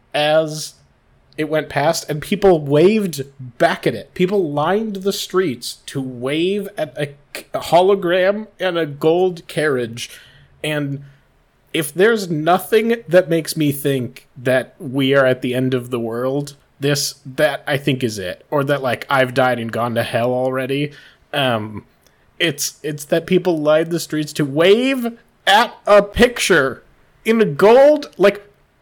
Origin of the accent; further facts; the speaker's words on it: Cottage Grove, United States; I'm pretty sure we grew up in Cottage Grove, and there was fully a parade for the guy that played Stifler in American Pie.